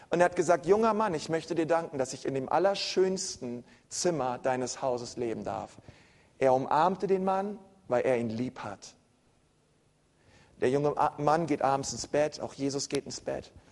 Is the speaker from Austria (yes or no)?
no; Berlin, Germany; ich bin Berliner, ne? bei uns ähm